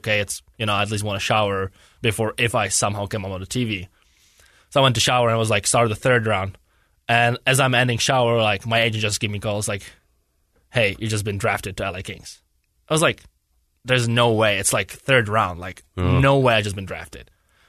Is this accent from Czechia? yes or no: yes; Czechia; That's kind of where the better hockey is. So our city is like only 16,000 people in there.